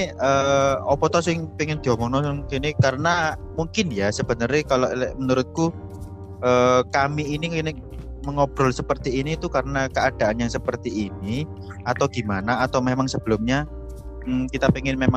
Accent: East Java, Indonesia; karena kita berasal juga dari Jawa Timur dari Jawa Timur

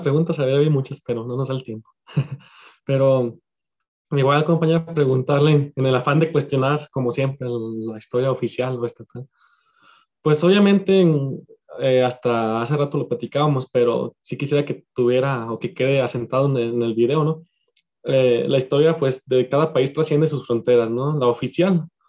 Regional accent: Mexico; como mexicanos

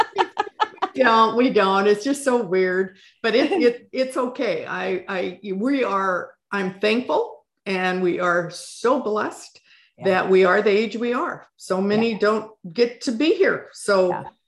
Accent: Midwest, United States; moved away as an adult; also born or lived in Pacific Northwest; now in Washington, United States; I was born and raised in the Midwest on a 160 acre farm

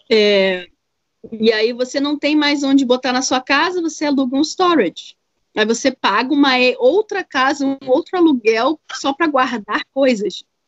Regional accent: Brazil; moved away as an adult; also born or lived in Asheville, United States; now in United States; eu sou brasileira

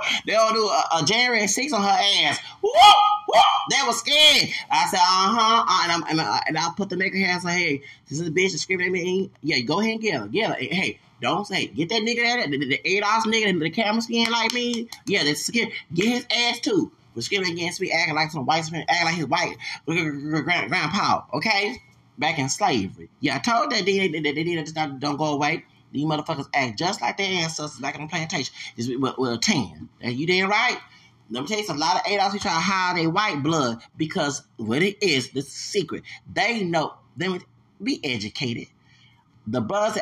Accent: Houston, Texas, United States; I'm from Houston, Texas.

